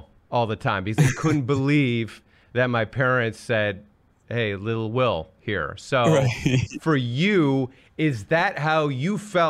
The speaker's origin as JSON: {"language": "English", "town": "San Francisco", "region": "California", "country": "United States", "tie": "born or raised there", "said": "growing up in San Francisco, I had brothers who all had the Spanish surnames. I was the one that did not have it."}